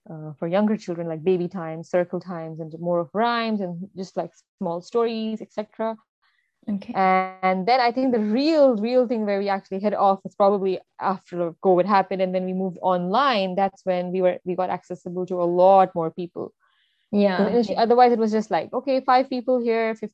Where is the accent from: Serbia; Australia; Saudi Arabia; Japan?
Saudi Arabia; Because I grew up in Saudi, we had Arabs all around us but we never learned Arabic for some reason.